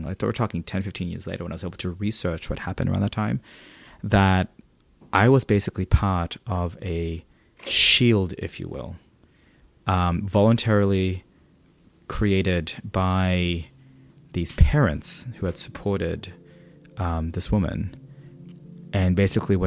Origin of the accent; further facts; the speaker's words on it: Philippines; growing up in the Philippines